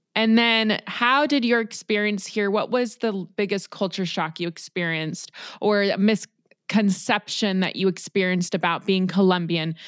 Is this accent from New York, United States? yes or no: no; Los Angeles, California, United States; I was born in Los Angeles.